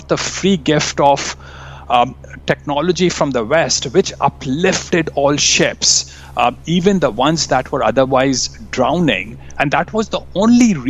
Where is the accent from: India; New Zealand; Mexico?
India; moved away; I grew up in India.